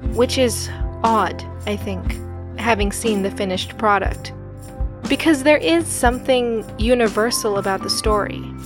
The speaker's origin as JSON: {"language": "English", "country": "United States", "tie": "born or raised there", "said": "growing up in the States, I was the odd one out"}